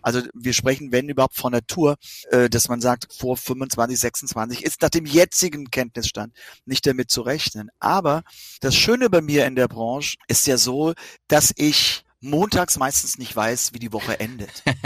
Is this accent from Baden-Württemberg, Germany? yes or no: no; Rhineland-Palatinate, Germany; aus meiner Heimat, zumindest aus meinem Bundesland. Das ist ja nun Rheinland-Pfalz